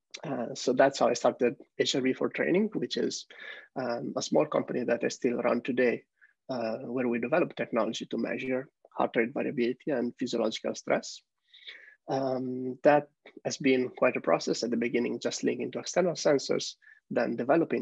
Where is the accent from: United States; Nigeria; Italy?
Italy; moved away as an adult; I'm originally from Italy, where I studied computer science engineering